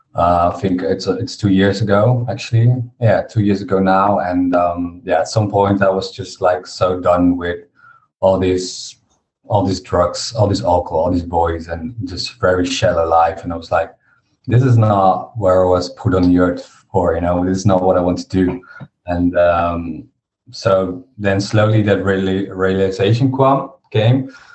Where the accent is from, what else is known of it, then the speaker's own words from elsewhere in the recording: Harderwijk, Gelderland, Netherlands; I was back in in my uh, village in my hometown, Harderwijk